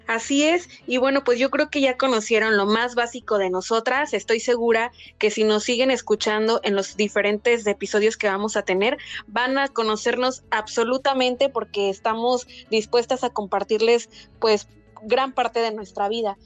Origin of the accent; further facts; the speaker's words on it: Poza Rica, Veracruz, Mexico; moved away as an adult; also born or lived in Mexico City; now in Chetumal, Mexico; mis papás viven en Poza Rica, Veracruz, que es de donde soy originaria